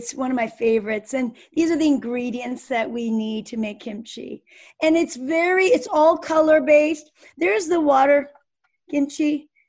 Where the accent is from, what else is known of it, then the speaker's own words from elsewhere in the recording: United States; I just introduced myself that I'm a natural medicine doctor and I'm very interested. I'm from America.